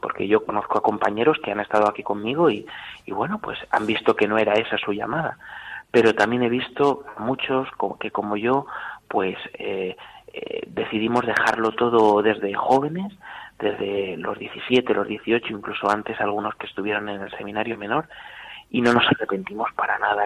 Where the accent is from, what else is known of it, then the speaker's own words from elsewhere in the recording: Talavera de la Reina, Castilla-La Mancha, Spain; soy de Talavera de la Reina, de la parroquia de Santa María la Mayor